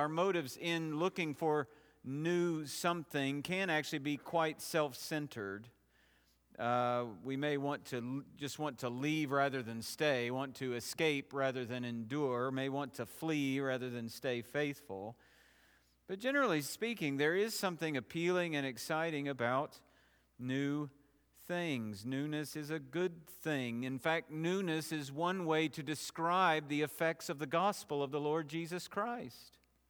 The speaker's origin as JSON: {"language": "English", "town": "Knoxville", "region": "Tennessee", "country": "United States", "tie": "born or raised there", "said": "The church I grew up in Knoxville just last week introduced a man to the congregation who will in all likelihood be their new senior pastor."}